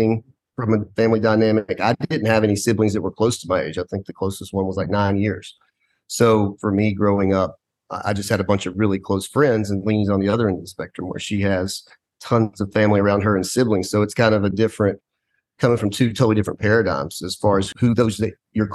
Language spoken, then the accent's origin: English; East Tennessee, United States; also born or lived in Clemson, South Carolina / Memphis, Tennessee; I currently live in Memphis with my wife and 4 kids. I grew up in East Tennessee